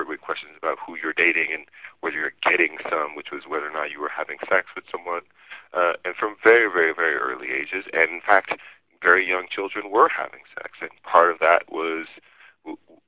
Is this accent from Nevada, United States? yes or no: no; Gibbsland, Louisiana, United States; I was growing up in Louisiana